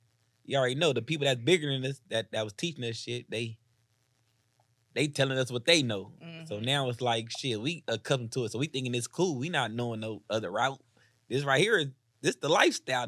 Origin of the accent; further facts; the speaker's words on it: Compton, California, United States; I'm from Compton, the south side of Compton.